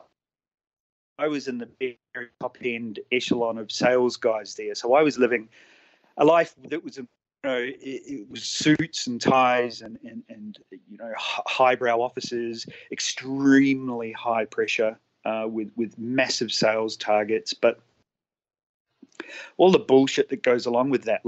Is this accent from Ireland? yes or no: no; Auckland, New Zealand; moved away as an adult; now in Adelaide, Australia; I'm originally from New Zealand, so I grew up in Auckland. I moved to Australia 10 years ago